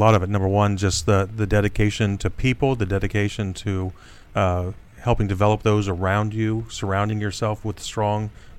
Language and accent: English; Wapakoneta, Ohio, United States; Big town of Wapakoneta, Ohio.